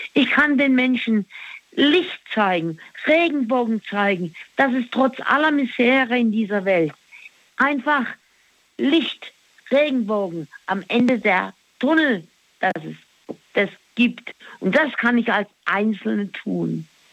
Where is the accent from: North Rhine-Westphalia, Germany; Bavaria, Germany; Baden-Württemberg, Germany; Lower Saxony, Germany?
Baden-Württemberg, Germany; Black Forest; Wir sind halt im Schwarzwald aufgewachsen